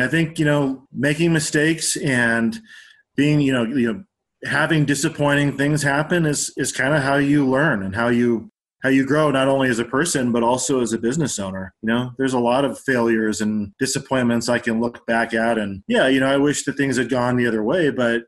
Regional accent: Denver, Colorado, United States; also born or lived in Aurora, Colorado / Genesee, Colorado / Durango, Colorado; We lived in Aurora until I was about five, and then we moved to Genesee

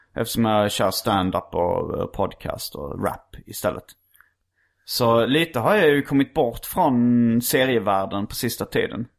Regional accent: Hjärup, Skåne, Sweden; när jag var liten växte jag upp i Hjärup

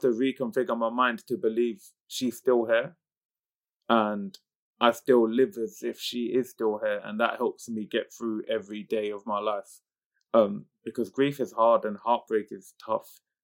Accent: United Kingdom; coming from the community group of people I come from, being British Pakistani

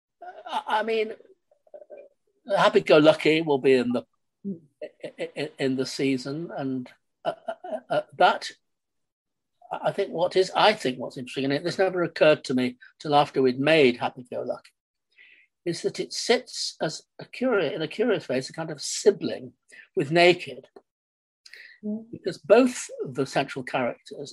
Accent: Manchester, North West England, United Kingdom; moved away as an adult; now in London, United Kingdom; I grew up in Manchester in the 40s and 50s

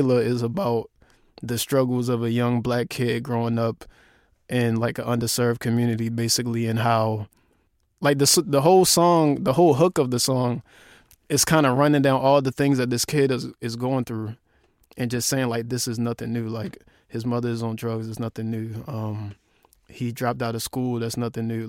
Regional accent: Baltimore, Maryland, United States; my hometown

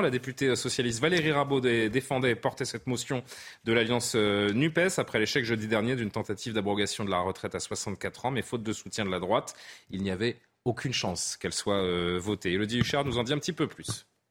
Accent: France; chez nous en France

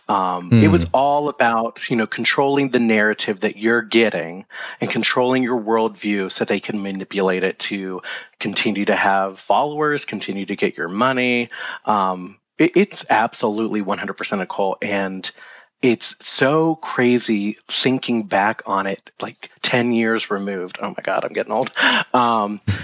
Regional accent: Bradenton, Florida, United States; moved away as an adult; I'm actually from Florida. And so when I was growing up, I attended a Christian school in Bradenton, Florida. I started in K-4. And went all the way through 12th grade.

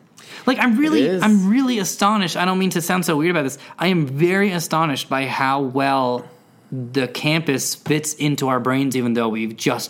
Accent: San Jose, California, United States; born or raised there

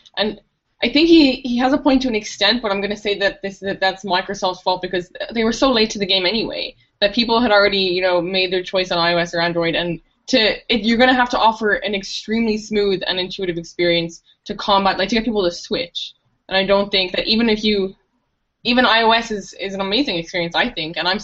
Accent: Ireland; accent: Irish; I shouldn't hold back my Irish accent

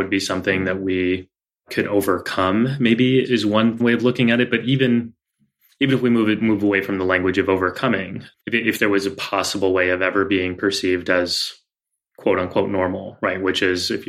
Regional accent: Texas, United States; our experience growing up in Texas

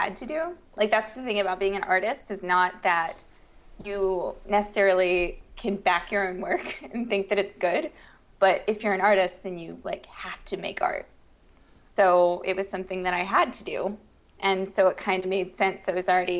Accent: Charleston, West Virginia, United States; moved away as an adult; also born or lived in Texas / Pennsylvania / Washington, District of Columbia, United States; now in Maryland, United States; I'm from Charleston, West Virginia. Super small town. It's so beautiful.

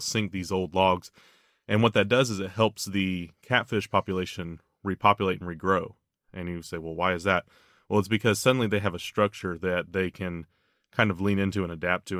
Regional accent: the South, United States; I grew up in the South

